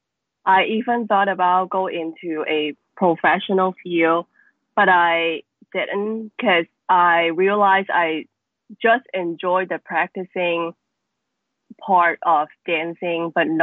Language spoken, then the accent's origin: English; Macau; So I was born in Macau. It is a very small city, as known as one of the most densely populated city in the world. It has a very important impact on me and my work. I think mostly of my work, they are dealing with my childhood and the experience that I grew up here